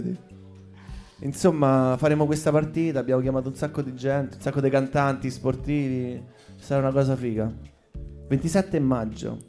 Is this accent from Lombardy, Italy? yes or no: no; Rome, Lazio, Italy; io in realtà nasco a eh, Via Portuense, eh, vicino Marconi. Poi eh, mi sono spostato a 11 anni, ho cambiato un po' di case. Dagli 11 ai 13, ai 13 anni sono eh, atterrato a Trastevere